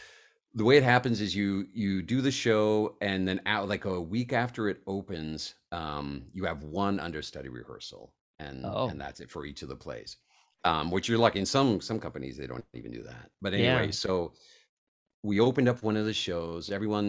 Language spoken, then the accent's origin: English; Colorado, United States; also born or lived in Italy / New York; it was just such a strange thing growing up in Colorado and Italy, and a little bit New York